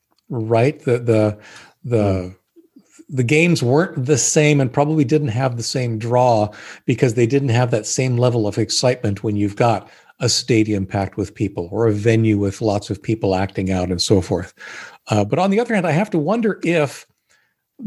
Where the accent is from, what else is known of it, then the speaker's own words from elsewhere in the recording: Canada; I was born in Canada